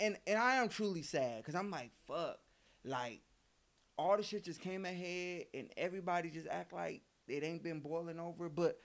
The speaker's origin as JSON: {"language": "English", "country": "United States", "said": "Because I'm American"}